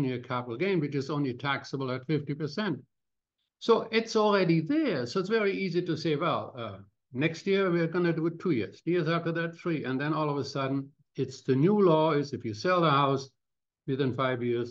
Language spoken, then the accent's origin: English; Cologne, North Rhine-Westphalia, Germany; now in Canada; my hometown of Cologne